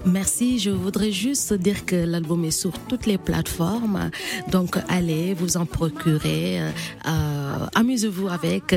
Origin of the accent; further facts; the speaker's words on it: Casamance, Senegal; chez moi au Sénégal, en Casamance